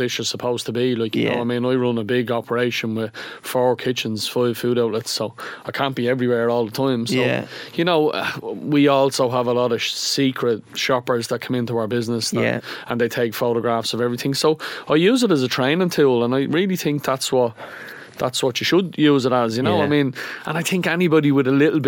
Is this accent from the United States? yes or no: no; Dublin, Leinster, Ireland; I'm from Donegal